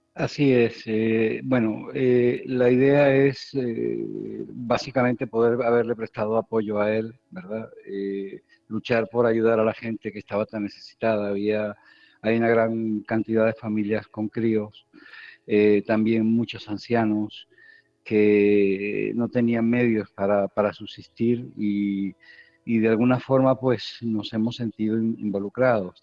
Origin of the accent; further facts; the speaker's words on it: Spain; moved away as an adult; also born or lived in Kherson, Ukraine; como español te puedo hablar de mi vida allí. Allí eh, he vivido 10 años felices